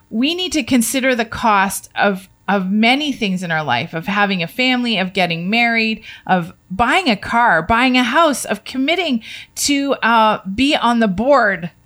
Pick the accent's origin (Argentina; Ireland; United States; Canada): Canada; we as a Canadian family